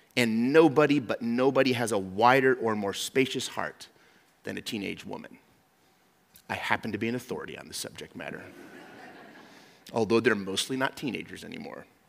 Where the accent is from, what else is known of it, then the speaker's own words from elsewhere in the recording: Mexico; moved away; I grew up in Mexico